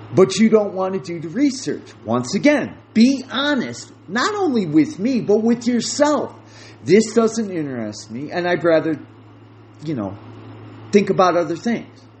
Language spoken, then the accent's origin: English; United States; I speak from an American viewpoint because that is what I know.